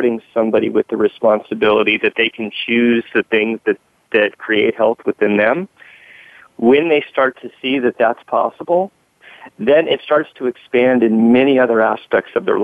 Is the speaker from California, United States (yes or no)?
yes; Southern California, United States; I grew up in Southern California